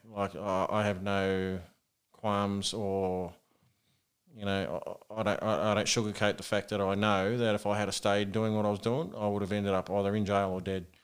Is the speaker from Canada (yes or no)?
no; Sydney, New South Wales, Australia; also born or lived in Auckland, New Zealand; moved over to Australia when I was about eight with my parents, mm-hmm. with my uh, sister as well. Yeah, we moved into Sydney